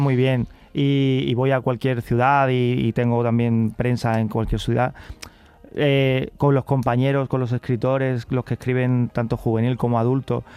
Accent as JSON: {"language": "Spanish", "town": "Carmona", "region": "Andalusia", "country": "Spain", "tie": "born or raised there", "also_born_or_lived": "Seville"}